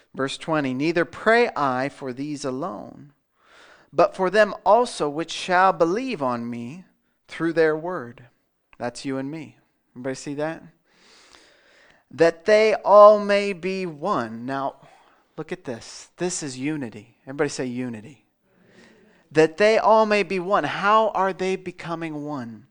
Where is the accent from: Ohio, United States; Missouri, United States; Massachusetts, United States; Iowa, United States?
Iowa, United States; Melbourne; I'm from Melbourne